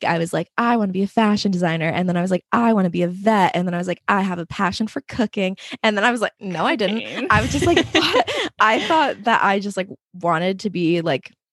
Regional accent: Allentown, Pennsylvania, United States; also born or lived in Queens, New York; now in Long Island, United States; I was born in Queens, but I always say that I'm from Allentown, Pennsylvania, because we moved there when I was in third grade. So I basically spent most of my life in Pennsylvania.

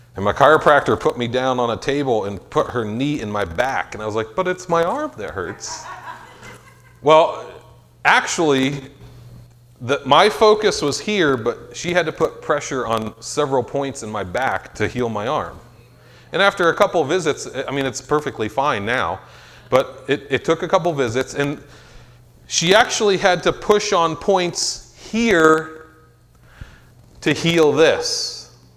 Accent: Meadville, Pennsylvania, United States; I'm from Meadville

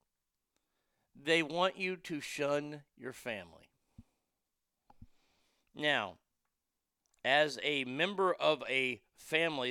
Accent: United States; as an American

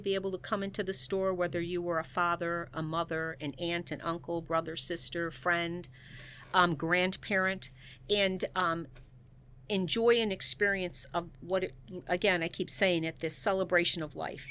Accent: Chicago, Illinois, United States; moved away as an adult; now in Saint Charles, United States; I am originally from the Chicagoland area

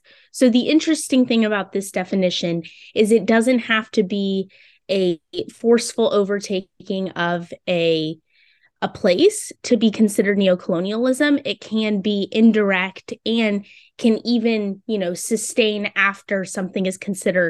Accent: Orlando, Florida, United States; now in Tallahassee, United States; I grew up in Orlando, so not super used to the cold. Being in Tallahassee at Florida State University now

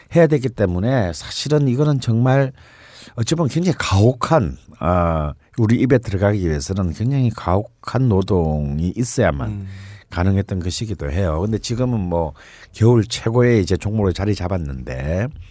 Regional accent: Gyeongsang, South Korea; 나처럼 경상도 출신들은 사실 멜생이라는 거는 네, 잘 몰랐죠. 우리는 알지도 네. 못하고 자랐어요

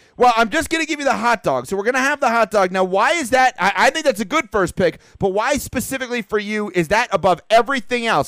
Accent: New York, United States; when I was growing up in New York

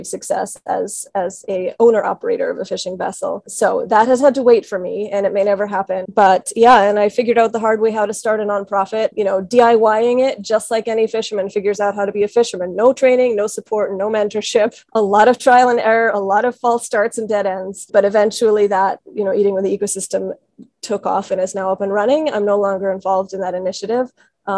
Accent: Washington, District of Columbia, United States; moved away as an adult; also born or lived in Chile; I grew up in Washington, D.C.

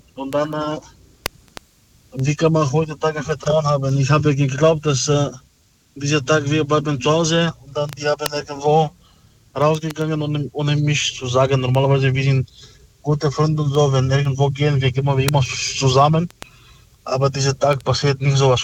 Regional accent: Stuttgart, Baden-Württemberg, Germany; ich komme aus äh, Stuttgart

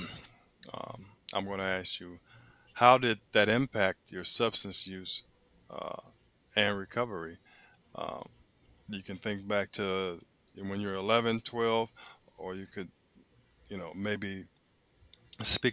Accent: Chicago, Illinois, United States; moved away; I'm from Chicago originally

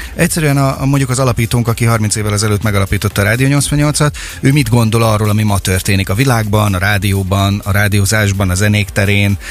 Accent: Makó, Csongrád-Csanád, Hungary; Én Makon nőttem föl, nekem Makon a Marospart, a fák illata, a kertünk

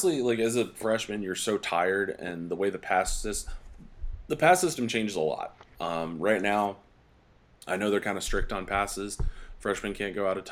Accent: East Coast, United States; now in Colorado Springs, United States; I'm from the East Coast

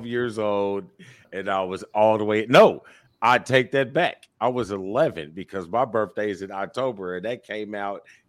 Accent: United States; also born or lived in Indiana; I'm an American.

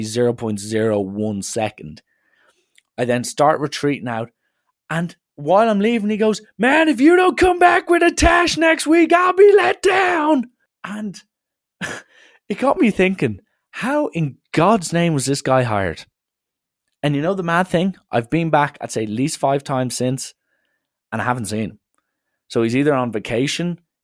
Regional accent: Dublin, Leinster, Ireland; I say Donnybrook

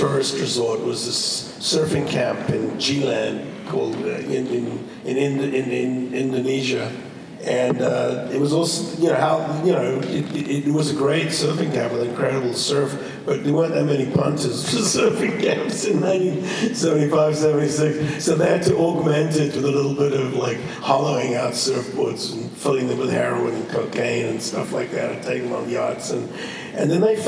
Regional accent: Cape Town, Western Cape, South Africa; moved away as an adult; also born or lived in London; I grew up in South Africa because my mother went to live down there after the war

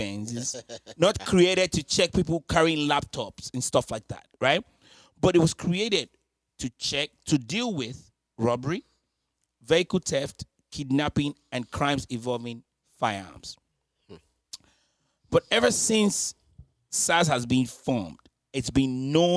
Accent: Nigeria; growing up in Nigeria

